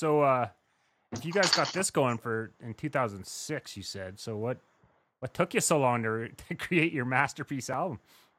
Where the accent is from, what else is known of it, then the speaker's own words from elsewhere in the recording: Saskatchewan, Canada; moved away; also born or lived in Red Deer; I guess I'm from Saskatchewan